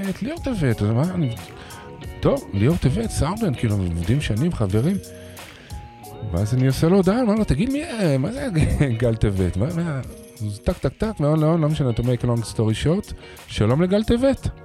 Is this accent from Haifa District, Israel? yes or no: no; Tel Aviv, Tel Aviv District, Israel; בתור תל אביבי